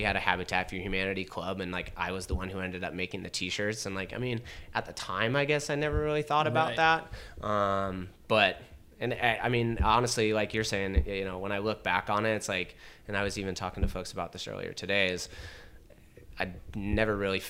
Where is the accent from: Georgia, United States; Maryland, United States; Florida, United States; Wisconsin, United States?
Georgia, United States; Alpharetta; also born or lived in upstate New York / California; So I grew up in Alpharetta, you know, went to high school at Milton up there, and then, you know, had University of Georgia in Athens. And then when I came back, I lived in Metro Atlanta.